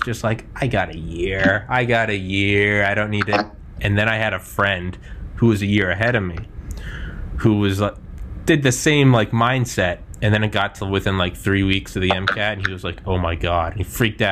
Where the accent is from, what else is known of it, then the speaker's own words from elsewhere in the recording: New Hampshire, United States; moved away; I'm from New Hampshire. I'm not there now